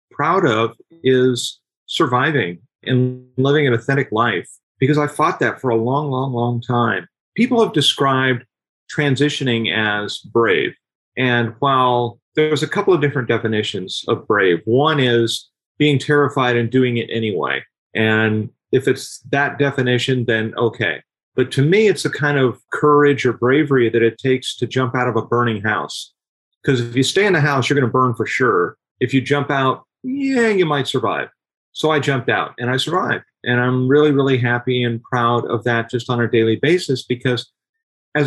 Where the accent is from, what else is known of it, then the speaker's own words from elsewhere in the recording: Southern California, United States; moved away as an adult; now in Texas, United States; I grew up in Southern California, born and raised there